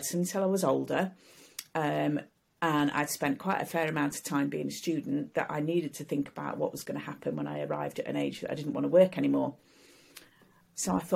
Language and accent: English; Sheffield, Yorkshire and the Humber, United Kingdom; I came to Sheffield, my hometown, to do my degree